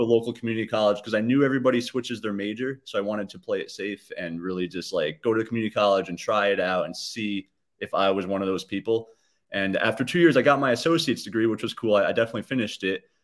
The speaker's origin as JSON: {"language": "English", "town": "Hyde Park", "region": "New York", "country": "United States", "tie": "born or raised there", "also_born_or_lived": "Poughkeepsie, New York / Fishkill, New York", "said": "was born in Poughkeepsie, like you mentioned. Um, and then I kinda grew up in Hyde Park"}